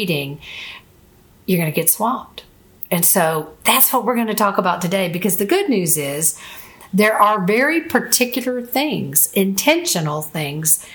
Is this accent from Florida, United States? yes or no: yes; Florida, United States; I'm from Florida, live in Florida, and I've always been around boats and the Gulf of Mexico all of my life.